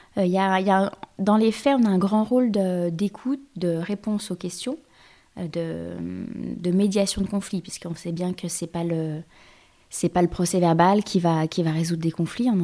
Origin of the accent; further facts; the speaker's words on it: Lyon, Auvergne-Rhône-Alpes, France; moved away; also born or lived in Normandy; je suis lyonnaise